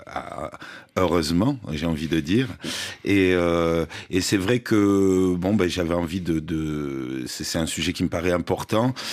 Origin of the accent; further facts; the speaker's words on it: south of France, France; je viens du sud de la France